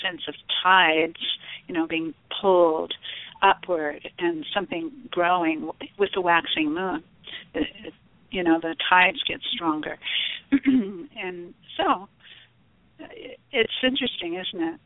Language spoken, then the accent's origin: English; Arizona, United States; I was born in Arizona